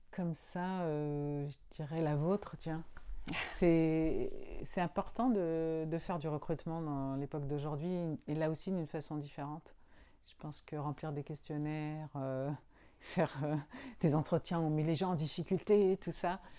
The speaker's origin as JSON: {"language": "French", "town": "Agnos", "region": "Nouvelle-Aquitaine", "country": "France", "tie": "born or raised there", "said": "Euh, peut-être Agnos c'est ma ville natale, euh, certainement."}